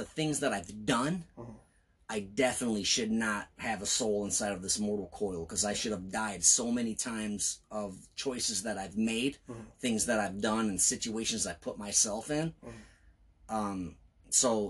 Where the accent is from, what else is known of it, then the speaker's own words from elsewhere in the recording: Belvidere, Illinois, United States; also born or lived in Rockford, Illinois; I was born and raised in Belvidere